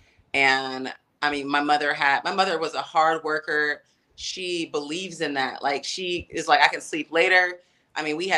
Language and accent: English; Atlanta, Georgia, United States; I'm in Atlanta, back in my hometown